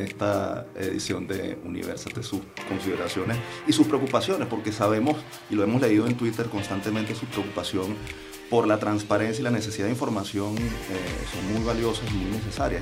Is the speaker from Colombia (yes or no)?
no; Venezuela; como venezolanos